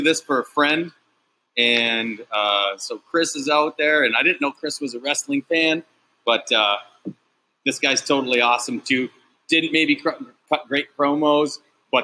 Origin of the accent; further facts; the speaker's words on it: Japan; I was born in Japan